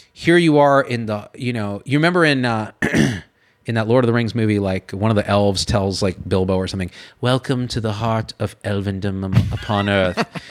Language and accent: English; Clovis, California, United States; moved away as an adult; also born or lived in San Francisco / Berkeley; I'm this kid from Clovis, California. Like it's one of the most conservative places in California